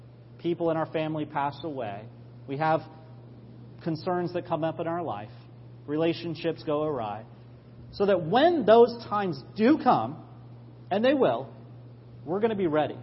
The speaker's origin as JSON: {"language": "English", "region": "New York", "country": "United States", "said": "we're all New Yorkers"}